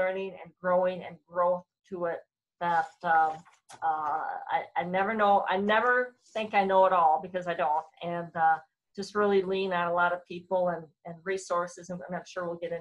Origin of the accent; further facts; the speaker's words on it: Bloomington, Minnesota, United States; moved away as an adult; also born or lived in St. Cloud, Minnesota; now in Grand Rapids, United States; I grew up in the Twin Cities area in Bloomington, Minnesota